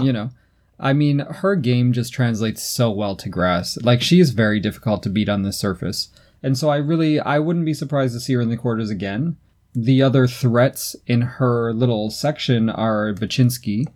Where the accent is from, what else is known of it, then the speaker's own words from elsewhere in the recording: United States; being American